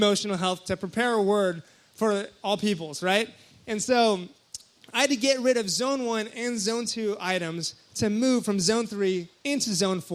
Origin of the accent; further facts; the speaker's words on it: Hawaii, United States; moved away; I'm from Hawaii, and so I go back to Hawaii for Christmas